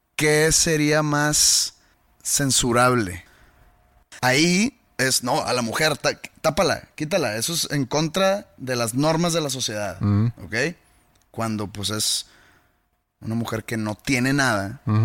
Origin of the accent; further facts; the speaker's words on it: Mexico; yo siendo un mexicano oprimido